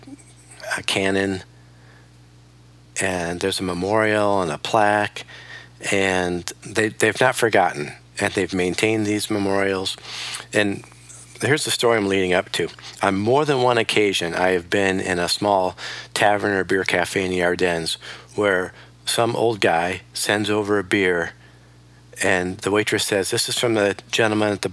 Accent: United States; as an American

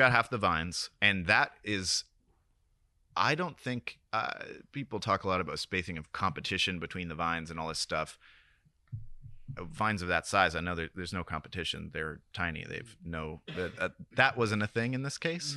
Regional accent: Sebastopol, California, United States; moved away as an adult; also born or lived in Oakland, California; now in Marfa, United States; I was born in Oakland, moved to Sebastopol when I was nine, went to school there

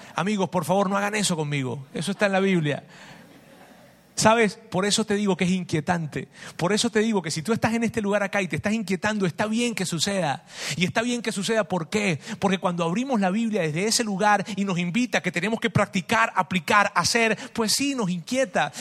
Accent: Venezuela; moved away; mi país, Venezuela. Es, muy difícil lo que está pasando en Venezuela. Tenemos familia allá

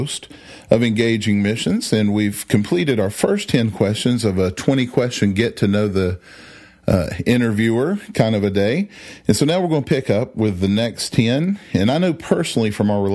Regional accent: South Carolina, United States; now in Nashville, United States; I'm from South Carolina originally, and I knew of hockey growing up

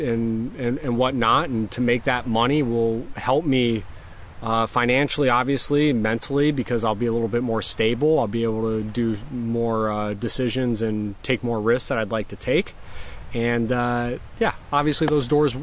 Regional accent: Florida Keys, United States; now in New York, United States; I grew up in the Florida Keys

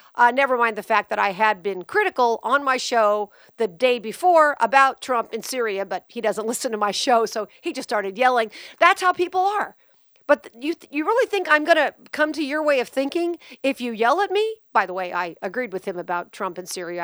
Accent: Las Vegas, Nevada, United States; my life growing up in Vegas

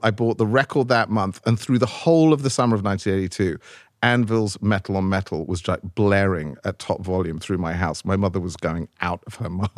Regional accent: London, United Kingdom; number 54 Abbey Road where I grew up in London

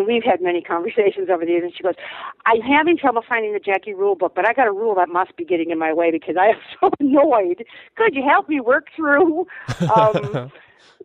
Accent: Minnesota, United States; moved away as an adult; now in Wisconsin, United States; I'm a Minnesotan who's temporarily transplanted to Wisconsin, feeling a little bit homesick

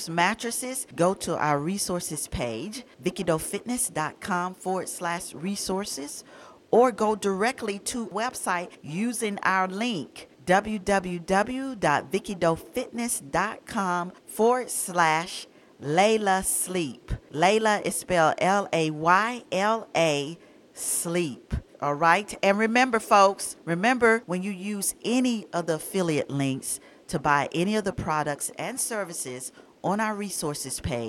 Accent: Atlanta, Georgia, United States; moved away; I was born and raised in Atlanta

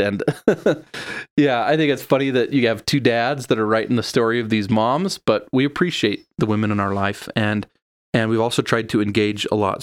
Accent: Sandy, Utah, United States; also born or lived in Spokane, Washington; although I was born in Washington, I spent all my life here in Utah. I grew up in Sandy

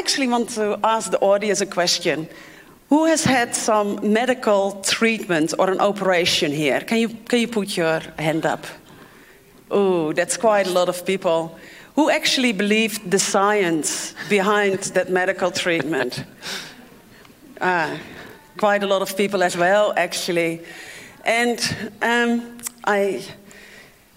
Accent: Netherlands; English is a second language; moved away as an adult; also born or lived in Africa; As you can hear, I'm not from here. I'm from the Netherlands, and I grew up on water.

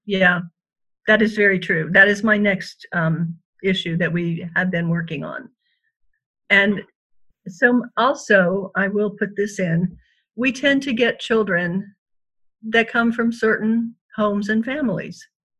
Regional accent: Panama; And I was raised in Panama, so you weren't going to be staying there more than likely.

